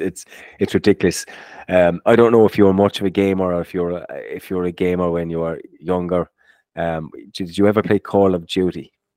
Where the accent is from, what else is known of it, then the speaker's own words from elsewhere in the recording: Ireland; growing up in Ireland, when you were doing your, um, you do these leaving certs and inter certs